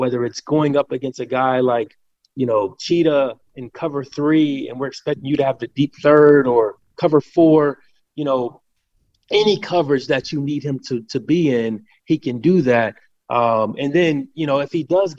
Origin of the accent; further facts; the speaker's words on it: Cincinnati, Ohio, United States; I'm speaking as a Midwestern guy, I'm born and raised in Cincinnati, Ohio